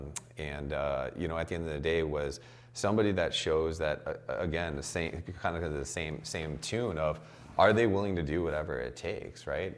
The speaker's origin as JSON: {"language": "English", "town": "Chicago", "region": "Illinois", "country": "United States", "said": "I'm from Chicago"}